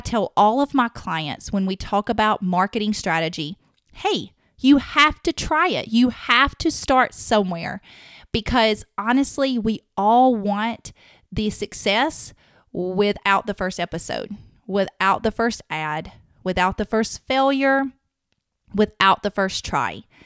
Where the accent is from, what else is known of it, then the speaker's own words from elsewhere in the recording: the South, United States; accent: southern; my southern accent